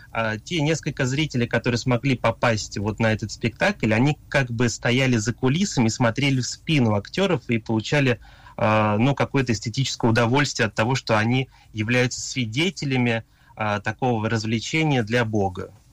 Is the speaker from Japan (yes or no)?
yes; Japan; moved away as an adult; also born or lived in Moscow, Russia; я родился в Японии, несмотря на то, что у меня такое русское имя